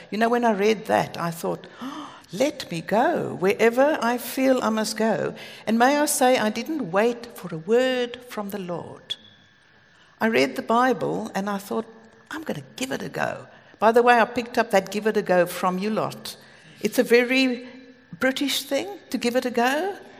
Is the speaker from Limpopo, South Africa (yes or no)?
no; Cape Town, Western Cape, South Africa; moved away as an adult; now in United Kingdom; Greg and I come from Cape Town